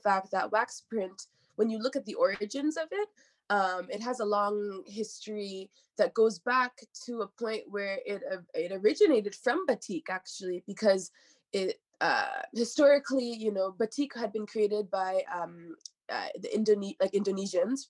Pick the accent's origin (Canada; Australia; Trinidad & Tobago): Canada; Hamilton, Ontario; moved away as an adult; now in Montreal, Canada; I'm from Ontario, I'm from Hamilton.